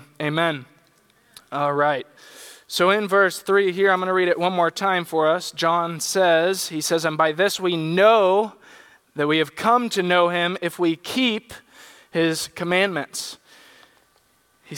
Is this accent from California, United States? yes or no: yes; San Diego, California, United States; When I was in high school, I grew up in San Diego